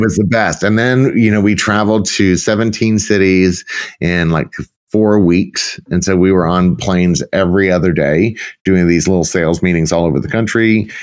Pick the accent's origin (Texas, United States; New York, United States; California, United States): Texas, United States; South; moved away as an adult; also born or lived in Arlington, Texas / Dallas, Texas / Palm Beach, Florida; I actually was born and raised in Texas, in South Texas, South at South, like as far south as you can get